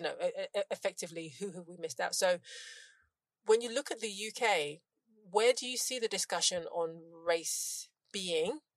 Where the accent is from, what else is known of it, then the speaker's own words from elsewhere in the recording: London, United Kingdom; as a Londoner, and we are probably the same age